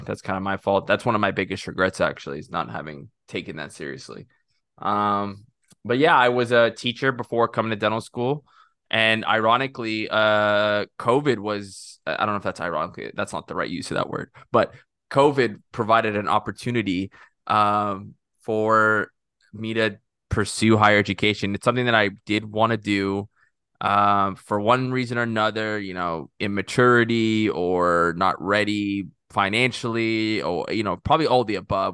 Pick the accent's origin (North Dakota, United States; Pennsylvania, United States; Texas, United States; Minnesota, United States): Texas, United States; Corpus Christi; also born or lived in Egypt / Rio Grande Valley, Texas; grew up in Texas